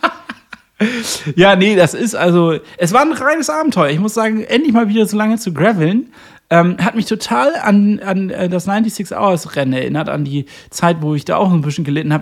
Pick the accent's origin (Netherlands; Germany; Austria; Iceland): Germany; Northern Germany; als Norddeutscher